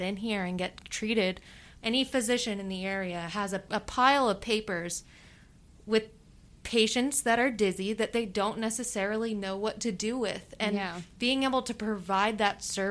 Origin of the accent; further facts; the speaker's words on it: Tampa, Florida, United States; I've lived in Tampa pretty much all my life